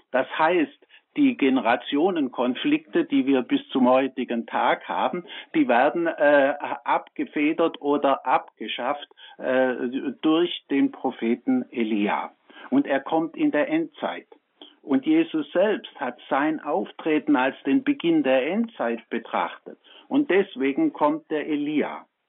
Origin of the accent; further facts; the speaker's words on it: Swabia, Germany; Ich bin aus dem Schwabenland